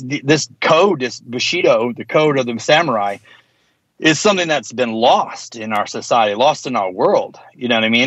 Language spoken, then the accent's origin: English; the South, United States; being a hardcore kid growing up in the South